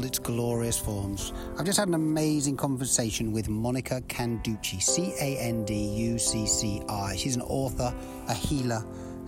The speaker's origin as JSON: {"language": "English", "country": "United Kingdom", "moved": "as an adult", "lives_now": "United States", "said": "I'm from the UK"}